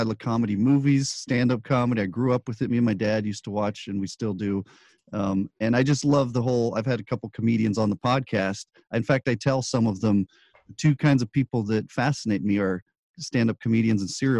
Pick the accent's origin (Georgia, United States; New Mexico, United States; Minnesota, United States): New Mexico, United States; Albuquerque; moved away; also born or lived in Anaheim, California / Los Angeles; I was actually born in Anaheim, but I grew up in Albuquerque